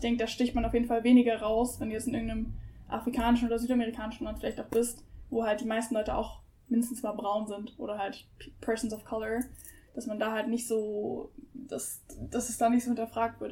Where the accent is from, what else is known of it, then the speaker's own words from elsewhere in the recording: Germany; ich bin auch ausschließlich in Deutschland aufgewachsen, bin hier geboren, sozialisiert